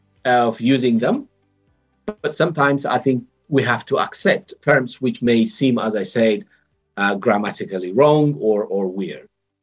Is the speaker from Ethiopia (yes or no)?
yes; Ethiopia; moved away; I was born and raised in Ethiopia, but I left a long time ago